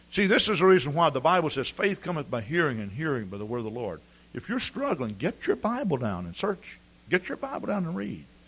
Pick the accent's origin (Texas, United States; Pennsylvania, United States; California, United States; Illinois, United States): Texas, United States; moved away as an adult; also born or lived in Wisconsin; Now here I'm a Texan